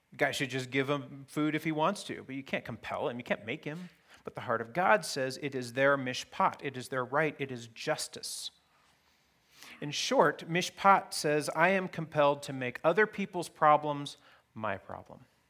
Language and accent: English; Fairbanks, Alaska, United States; I grew up in Fairbanks, Alaska, in the nineteen seventies and eighties